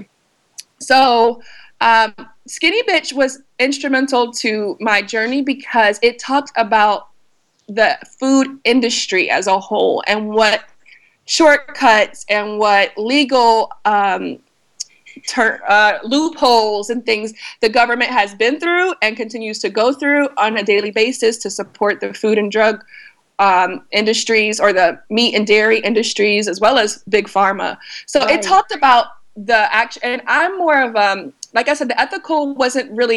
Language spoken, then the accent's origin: English; North Carolina, United States; I was raised in North Carolina.